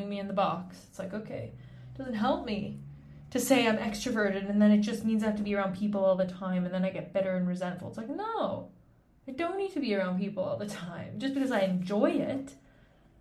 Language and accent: English; Canada; moved away as an adult; also born or lived in Switzerland; I'm Canadian